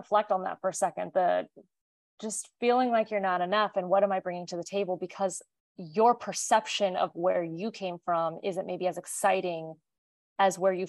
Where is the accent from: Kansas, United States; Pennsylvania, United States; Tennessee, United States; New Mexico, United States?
Kansas, United States; I mean, I tell people we're from Kansas all the time.